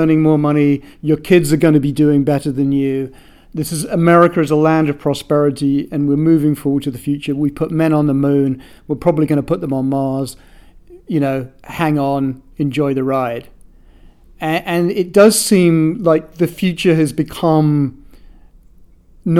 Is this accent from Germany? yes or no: no; United Kingdom; now in United States; being a Brit